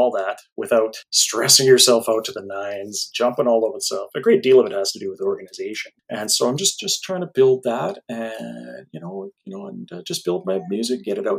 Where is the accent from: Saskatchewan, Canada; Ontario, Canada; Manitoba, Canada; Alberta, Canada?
Alberta, Canada; I'm from Alberta